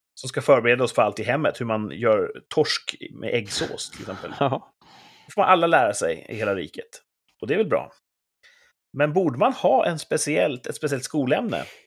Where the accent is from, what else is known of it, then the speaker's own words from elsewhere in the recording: Sweden; Jag älskar ju mitt land